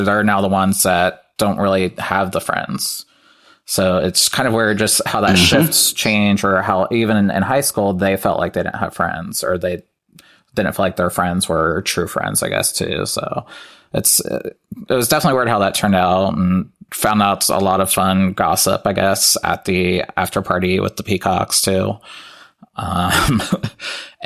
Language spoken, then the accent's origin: English; Lima, Ohio, United States; moved away as an adult; I don't live in Lima anymore, which is where I'm from. So about 2 hours away.